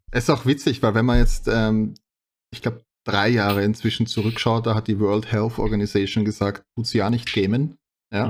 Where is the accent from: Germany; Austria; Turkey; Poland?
Austria; bei uns in Österreich